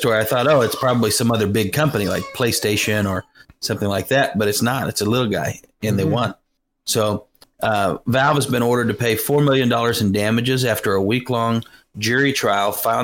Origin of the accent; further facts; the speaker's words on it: United States; I'm American